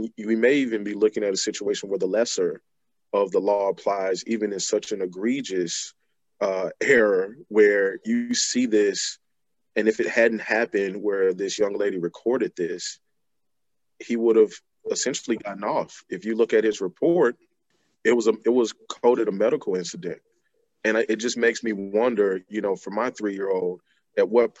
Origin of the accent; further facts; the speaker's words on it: Selma, Alabama, United States; moved away as an adult; now in Delaware, United States; I'm originally from Selma, Alabama. I have been residing here in Delaware for approximately 15 years now.